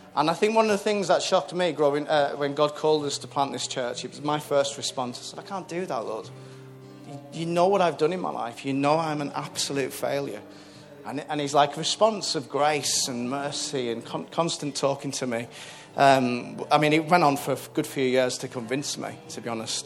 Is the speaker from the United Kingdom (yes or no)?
yes; Whitehaven, North West England, United Kingdom; moved away; I'm from a place called Whitehaven, which is right up on the northwest coast of, um, of Cumbria. Uh, I was born there, raised there